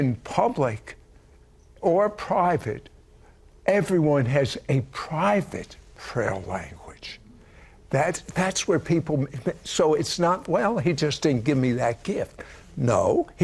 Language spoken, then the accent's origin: English; Washington, District of Columbia, United States; I was raised in Washington, D.C.